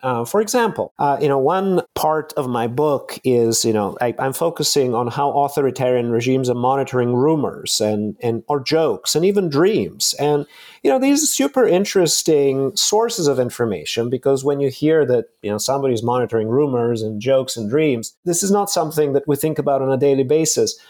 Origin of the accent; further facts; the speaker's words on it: Bulgaria; moved away; I was born in Bulgaria in the mid-seventies, and I was fourteen when the Berlin Wall collapsed